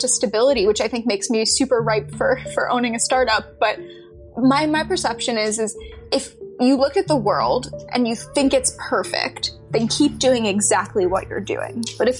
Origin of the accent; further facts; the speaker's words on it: New York, United States; also born or lived in Texas; I was born in New York City. And then I moved I lived in Texas for a little while randomly, and then I moved back to Westchester in New York and lived a bunch of different places there.